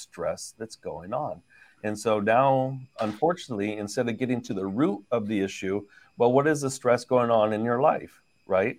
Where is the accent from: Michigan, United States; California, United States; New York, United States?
California, United States; San Francisco Bay Area; now in Los Angeles, United States; we're from the San Francisco Bay Area originally